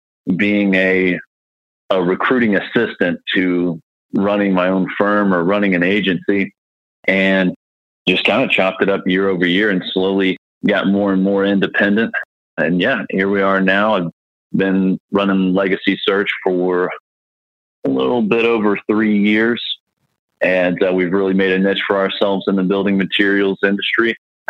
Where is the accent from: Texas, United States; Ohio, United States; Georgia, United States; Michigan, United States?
Georgia, United States; born there; also born or lived in Mississippi / South Carolina; I mean, I was born in Georgia, moved to Mississippi, came to South Carolina when my father retired from the military, and came back here to get more family-oriented because both my sets of grandparents are here and all the family's here.